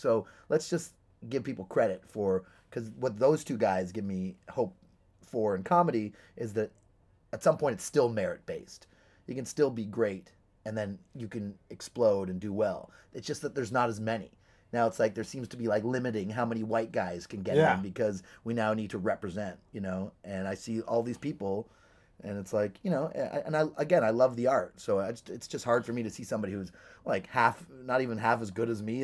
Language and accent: English; Toronto, Ontario, Canada; moved away as an adult; now in Los Angeles, United States; I grew up in Toronto in a nice area